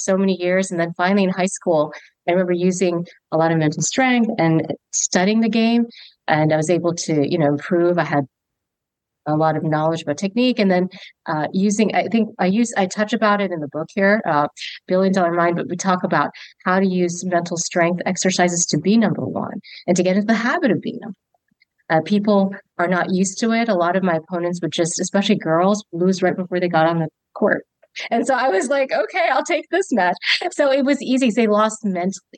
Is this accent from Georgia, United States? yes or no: yes; Augusta, Georgia, United States; I grew up in Augusta, Georgia.